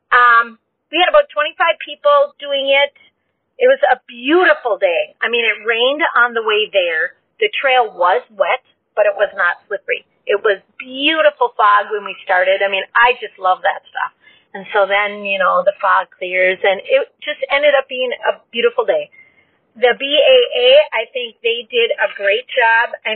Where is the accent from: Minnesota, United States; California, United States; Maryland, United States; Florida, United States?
Minnesota, United States; I'm from Minnesota, and I'll be 54 in October.